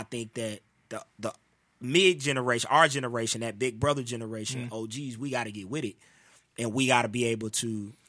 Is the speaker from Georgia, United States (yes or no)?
yes; Atlanta, Georgia, United States; you can't compete with me if I've been born and raised in Atlanta. And all my relationships are here.